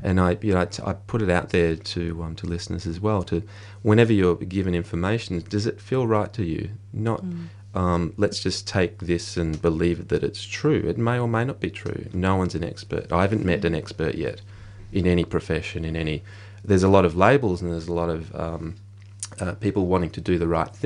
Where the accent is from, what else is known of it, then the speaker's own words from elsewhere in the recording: Australia; as a male growing up in the Australian society